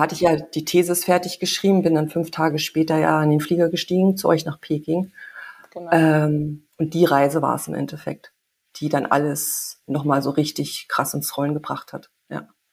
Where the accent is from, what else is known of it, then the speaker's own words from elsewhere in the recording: Germany; moved away as an adult; also born or lived in Canada; hier in der Kleinstadt groß geworden